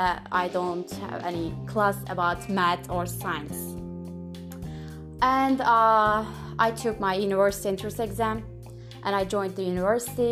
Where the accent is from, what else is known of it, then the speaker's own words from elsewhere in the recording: Turkey; English is a second language; I'm from Turkey, and I'm 19 years old